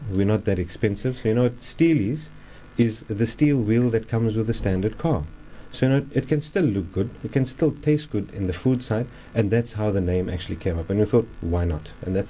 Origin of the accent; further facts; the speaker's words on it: Cape Town, Western Cape, South Africa; growing up in Wynberg